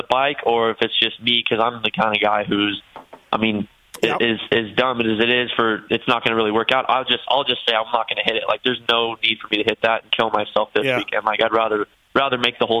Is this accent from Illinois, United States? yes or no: no; Paso Robles, California, United States; I'm from Paso Robles, so it's about an hour 20 minutes from where Adam is